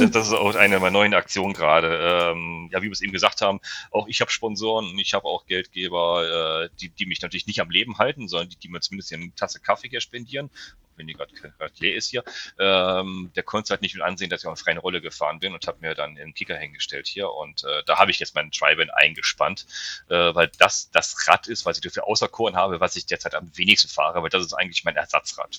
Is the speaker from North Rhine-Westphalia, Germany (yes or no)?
yes; the area between Cologne, Düsseldorf and Solingen, North Rhine-Westphalia, Germany; ich komme ja aus dem, aus dem Bereich hier zwischen Köln-Düsseldorf und Solingen